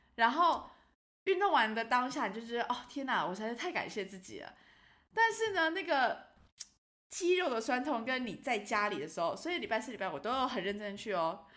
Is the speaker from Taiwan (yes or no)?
yes; Taiwan; now in Luxembourg; 我就是回台湾的时候